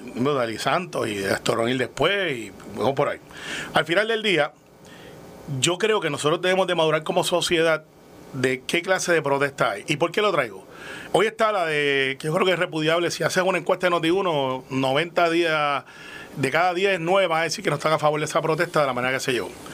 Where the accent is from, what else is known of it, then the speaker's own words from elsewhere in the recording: Puerto Rico; como somos los puertorriqueños